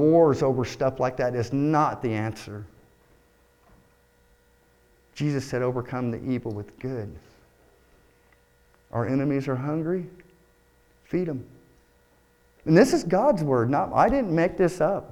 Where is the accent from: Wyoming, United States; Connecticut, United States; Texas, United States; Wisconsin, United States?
Texas, United States; moved away; I was born in Texas